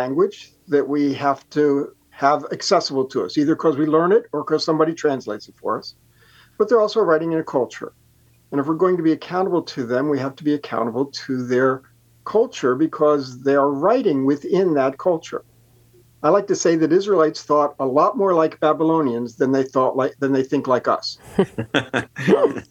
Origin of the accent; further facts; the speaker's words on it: United States; As an American